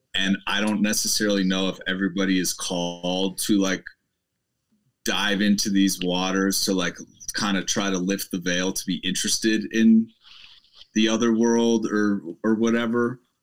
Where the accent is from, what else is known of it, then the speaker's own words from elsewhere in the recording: Midwest, United States; moved away as an adult; also born or lived in Boulder, Colorado; I'm from the Midwest